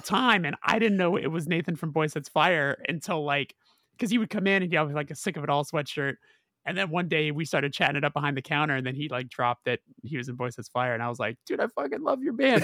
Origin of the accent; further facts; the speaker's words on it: Southern California, United States; I'm from Southern California